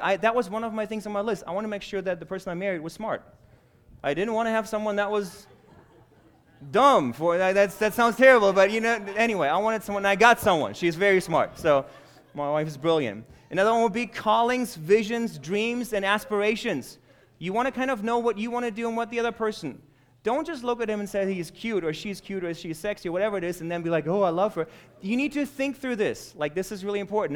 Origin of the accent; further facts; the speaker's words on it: Germany; now in United States; I was born and raised in Germany